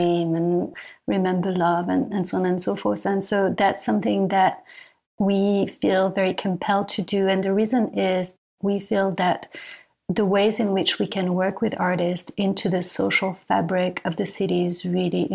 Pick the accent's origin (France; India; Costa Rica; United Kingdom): France; moved away as an adult; now in New York, United States; I come from France and coming from France, I arrived in New York